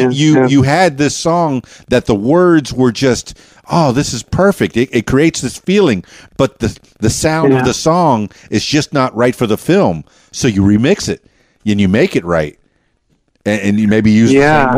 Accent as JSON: {"language": "English", "town": "Miami", "region": "Florida", "country": "United States", "tie": "born or raised there", "said": "I was born and raised in Miami. So, and I did a lot of radio down in Miami."}